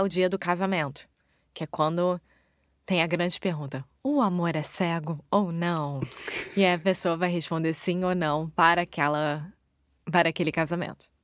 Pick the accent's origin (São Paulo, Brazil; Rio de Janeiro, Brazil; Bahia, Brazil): Rio de Janeiro, Brazil; moved away; Eu sou brasileira, carioca do Rio de Janeiro